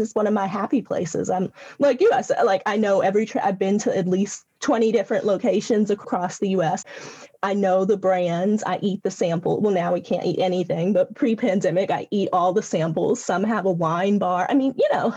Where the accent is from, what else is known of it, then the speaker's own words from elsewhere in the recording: California, United States; accent: Southwestern; I'm from California. I was born in California